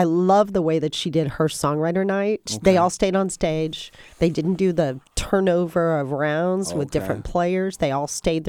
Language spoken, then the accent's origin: English; Texas, United States; I'm a Texan